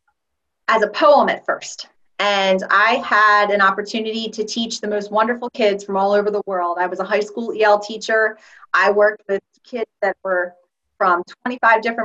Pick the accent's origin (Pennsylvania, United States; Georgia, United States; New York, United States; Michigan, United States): Pennsylvania, United States; right outside of the Philadelphia area; I am an English language teacher from right outside of the Philadelphia area